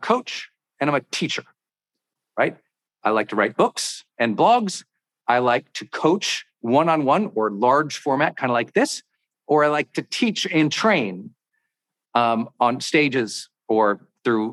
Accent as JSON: {"language": "English", "region": "Montana", "country": "United States", "said": "I'm from Montana."}